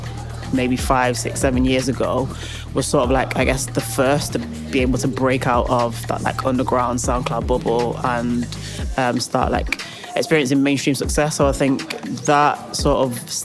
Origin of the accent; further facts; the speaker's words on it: Manchester, North West England, United Kingdom; moved away as an adult; now in London, United Kingdom; I am from Manchester, as you said. I've been in London about 8 years